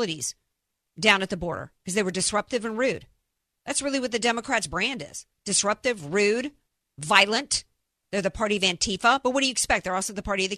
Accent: New Orleans, Louisiana, United States; growing up in the New Orleans area, particularly in New Orleans

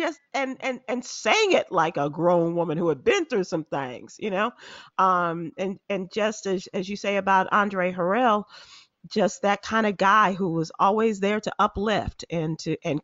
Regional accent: Chicago, Illinois, United States; I'm from Chicago

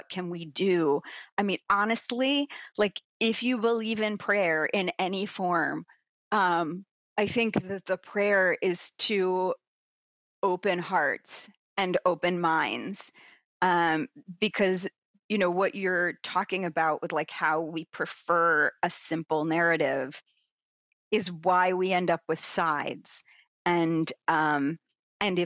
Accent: United States; as an American people

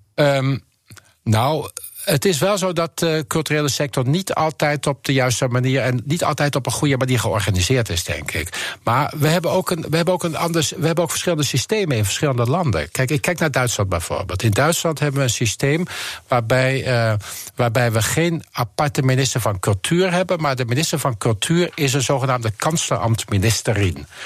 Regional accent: Netherlands; moved away as an adult; also born or lived in Switzerland / Rotterdam / Germany; now in Amsterdam, Netherlands; we zijn als Nederlanders

